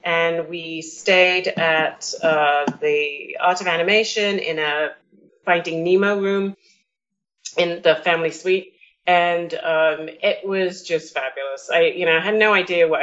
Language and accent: English; New York, United States; We're from New York